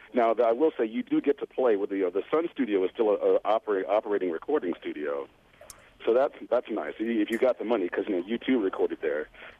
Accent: Detroit, Michigan, United States; I'm from Detroit, so I live on the border. I consider myself to be half Canadian, culturally speaking.

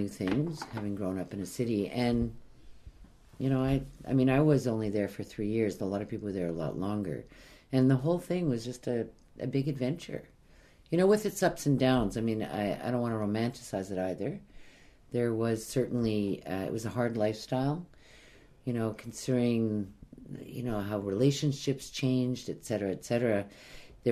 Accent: Montreal, Quebec, Canada; moved away as an adult; also born or lived in Vancouver / Prince Rupert; I grew up in Montreal, and to this day, I still love Montreal

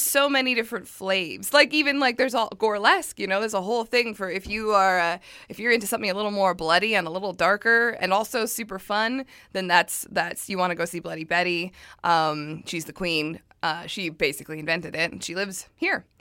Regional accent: Surrey, British Columbia, Canada; I'm from Surrey, and it's not a nice

